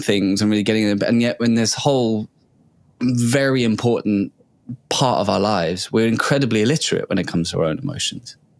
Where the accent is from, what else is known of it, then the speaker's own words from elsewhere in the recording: England, United Kingdom; we grew up in England